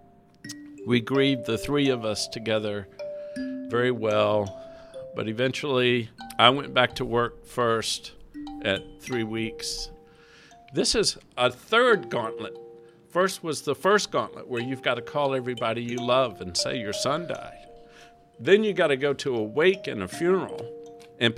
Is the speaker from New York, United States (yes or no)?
no; Mobile, Alabama, United States; moved away; Mobile, my hometown